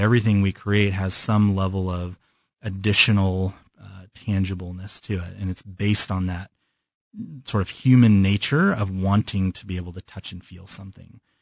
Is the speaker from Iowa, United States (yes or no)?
no; California, United States; moved away as an adult; also born or lived in Chicago; now in Kansas City, United States; I moved to California when I was five. And so I, I consider myself from California